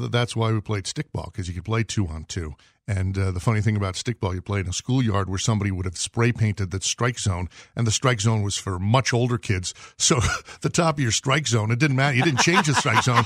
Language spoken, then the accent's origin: English; New York, United States; I grew up in New York, so you had to play some basketball